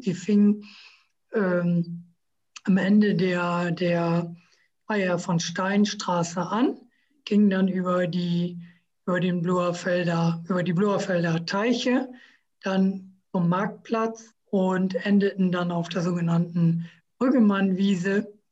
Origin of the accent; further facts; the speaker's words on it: Emsland, Lower Saxony, Germany; now in Oldenburg, Germany; ich bin gebürtiger Emsländer